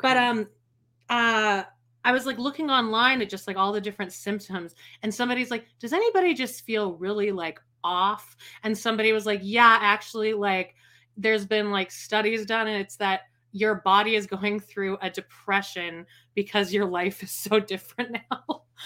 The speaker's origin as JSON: {"language": "English", "country": "Canada", "said": "I'm Canadian"}